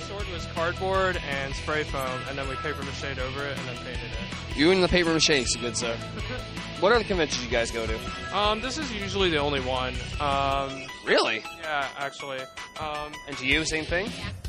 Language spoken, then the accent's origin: English; Illinois, United States; now in South Carolina, United States; originally from Illinois, but we came down from South Carolina